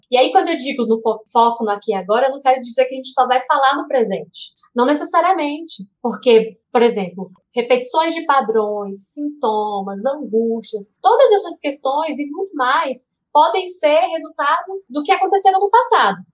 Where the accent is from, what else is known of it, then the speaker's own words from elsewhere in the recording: Brasília, Federal District, Brazil; Eu sou brasiliense